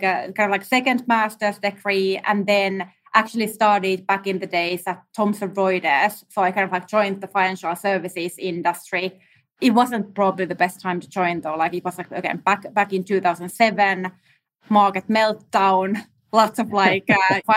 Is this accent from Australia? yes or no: no; Finland; now in New York, United States; I'm actually based in New York. I'm originally from Finland